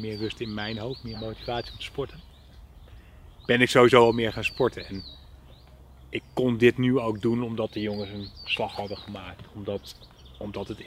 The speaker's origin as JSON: {"language": "Dutch", "country": "Netherlands", "said": "ik kom uit Nederland en eh, dan kom ik over en dan gaan we het samen doen."}